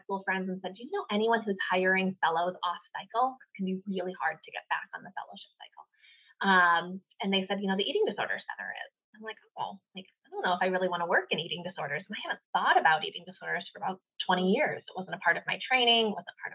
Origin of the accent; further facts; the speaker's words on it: Minnesota, United States; now in Carlsbad, United States; I grew up in Minnesota